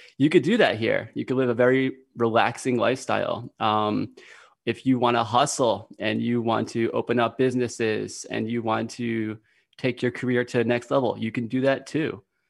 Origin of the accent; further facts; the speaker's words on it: United States; moved away as an adult; also born or lived in Chengdu, China; now in Shandong, China; I am from America, and I've been living in China for about the last 5 years, like 5.5 years. I spent most of my time in Chengdu. It's a wonderful city. And right now, I'm actually working in Shandong province